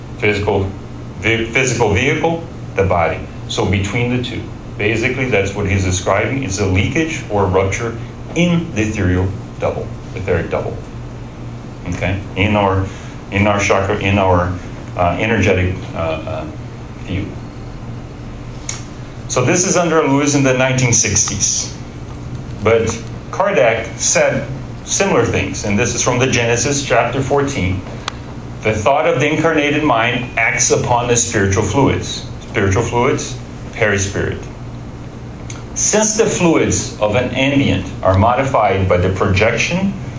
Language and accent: English; Brazil; we're all from Brazil